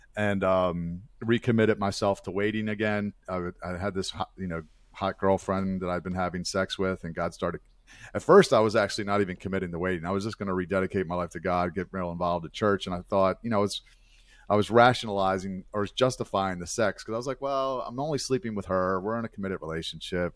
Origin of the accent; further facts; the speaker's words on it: Baltimore, Maryland, United States; I, uh, was born and raised in Baltimore, Maryland, where, where I still currently reside